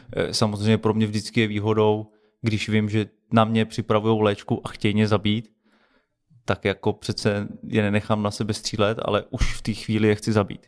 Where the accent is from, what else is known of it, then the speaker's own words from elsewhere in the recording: Czechia; my jako český speciální síly a jako Češi